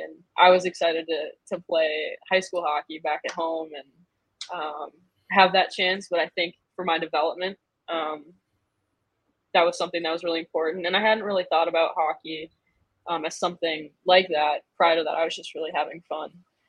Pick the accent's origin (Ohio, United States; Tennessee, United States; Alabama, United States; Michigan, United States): Michigan, United States; I'm from Michigan.